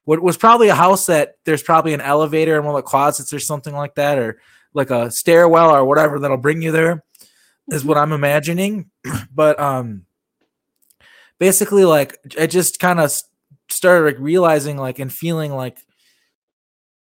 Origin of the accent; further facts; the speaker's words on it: Midwest, United States; I'm from the Midwest.